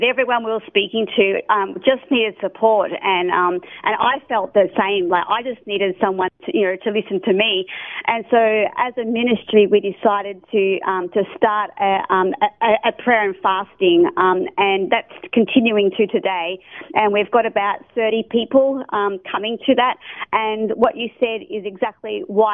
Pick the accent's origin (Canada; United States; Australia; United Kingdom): Australia; moved away; I'm a missionary from Australia